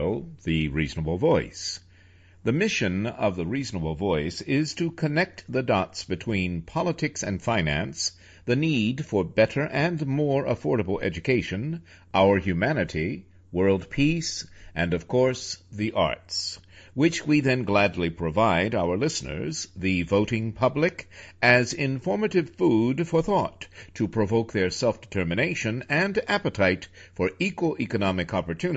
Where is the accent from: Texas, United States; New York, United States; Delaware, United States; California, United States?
New York, United States; New York City; I'm a New Yorker